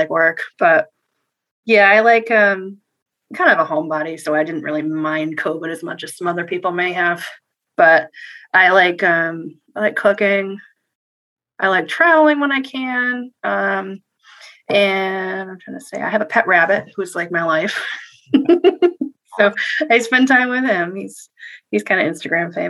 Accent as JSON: {"language": "English", "town": "Worcester", "region": "Massachusetts", "country": "United States", "tie": "born or raised there", "moved": "yes", "lives_now": "Connecticut, United States", "said": "Worcester where I'm from"}